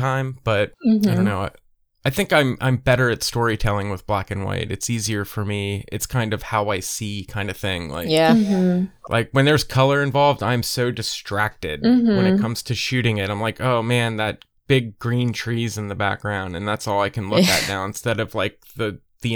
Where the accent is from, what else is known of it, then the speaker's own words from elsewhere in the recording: East Coast, United States; I'm from the East Coast